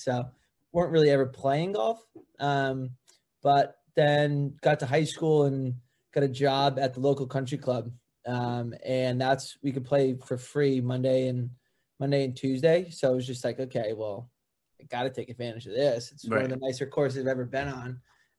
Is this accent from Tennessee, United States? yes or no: no; West Hartford, Connecticut, United States; Grew up in West Hartford, Connecticut.